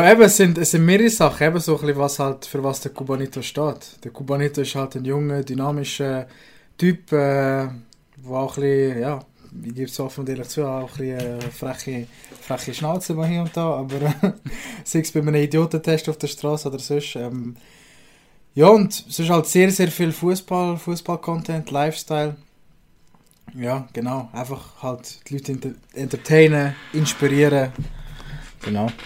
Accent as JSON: {"language": "German", "region": "Aargau", "country": "Switzerland", "said": "Das äh, wird supported als Aargauer"}